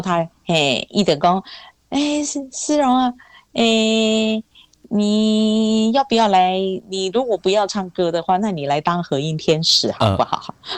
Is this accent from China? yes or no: no; Taiwan; first language Hakka; Chinese is a second language; 很小的时候以为世界所有的人都跟我讲的话是一样客家话